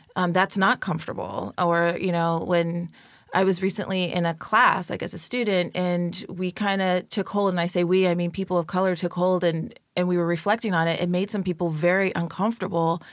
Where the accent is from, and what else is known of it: San Bernardino, California, United States; born or raised there